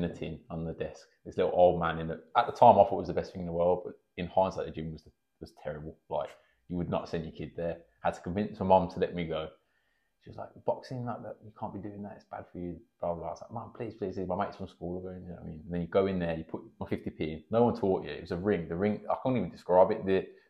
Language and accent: English; Birmingham, West Midlands, United Kingdom; also born or lived in Erdington / Sutton Coldfield; I grew up in Erdington originally. Then we moved to Sutton when I was in primary school